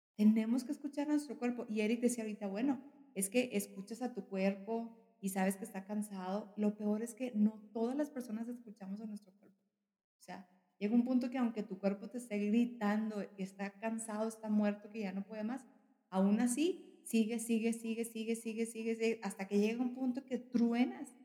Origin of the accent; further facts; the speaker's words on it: northern Mexico, Mexico; como mexicana, al norte del país